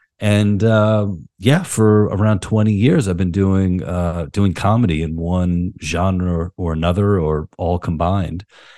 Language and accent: English; Queens, New York, United States; No, I grew up in Queens, New York. I was born in 82, so I'm 40.